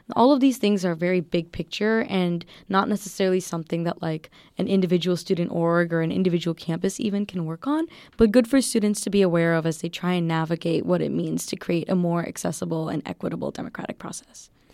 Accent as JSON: {"language": "English", "area": "Waukesha County", "region": "Wisconsin", "country": "United States", "moved": "yes", "said": "I came from the Waukesha County district, um, District thirteen in Wisconsin."}